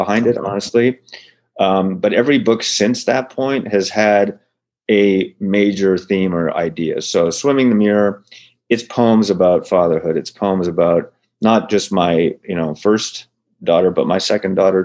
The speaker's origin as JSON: {"language": "English", "town": "Ottawa", "region": "Ontario", "country": "Canada", "tie": "born or raised there", "also_born_or_lived": "Montreal / Toronto / California", "moved": "as an adult", "lives_now": "Sacramento, United States", "said": "I grew up in Ontario. The capital city of Ottawa is in Ontario. That's where I grew up."}